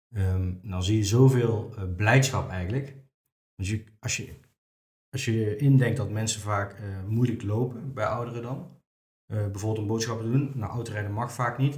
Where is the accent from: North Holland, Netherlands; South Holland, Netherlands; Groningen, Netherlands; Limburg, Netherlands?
Limburg, Netherlands; Venray; now in Nijmegen, Netherlands; Ik kom oorspronkelijk uit Venray. Eh, woon in Nijmegen nu.